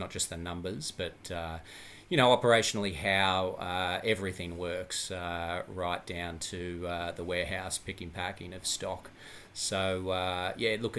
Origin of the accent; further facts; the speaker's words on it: Gold Coast, Queensland, Australia; moved away as an adult; also born or lived in London / Toronto / Brisbane; born and bred on the Gold Coast in Australia